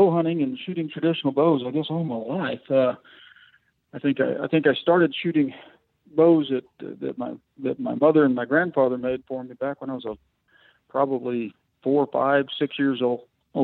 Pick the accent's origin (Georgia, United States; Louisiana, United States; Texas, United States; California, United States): Texas, United States; San Angelo; moved away as an adult; now in Colorado, United States; I grew up out near San Angelo, Texas, which is more West Texas